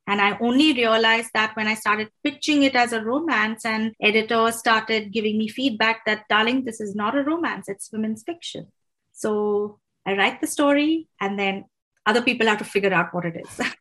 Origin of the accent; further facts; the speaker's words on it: Mumbai, Maharashtra, India; moved away; I grew up in Mumbai.